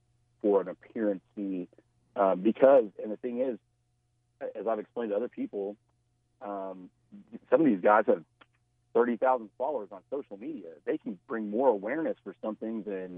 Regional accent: Little Rock, Arkansas, United States; We're both from Little Rock.

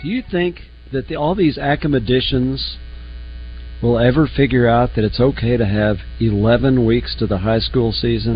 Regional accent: Oklahoma City, Oklahoma, United States; growing up in Oklahoma. We got I was in Oklahoma City

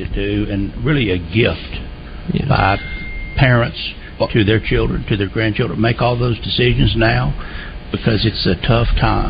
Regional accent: Little Rock, Arkansas, United States; I'm from Little Rock.

